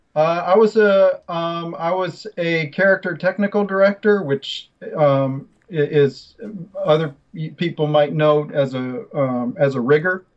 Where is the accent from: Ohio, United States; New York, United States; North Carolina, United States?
North Carolina, United States; Chapel Hill; moved away; I grew up in Chapel Hill. My dad was a computer science professor at UNC